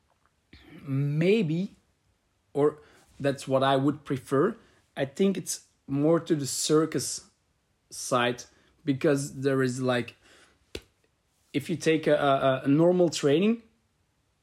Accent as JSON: {"language": "English", "town": "Leuven", "region": "Flanders", "country": "Belgium", "said": "I'm from Leuven."}